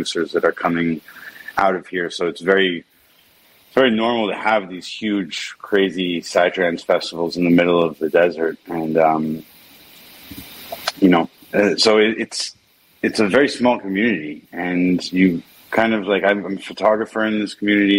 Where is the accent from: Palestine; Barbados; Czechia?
Palestine; Efrat, West Bank; I grew up in the West Bank in a settlement called Efrat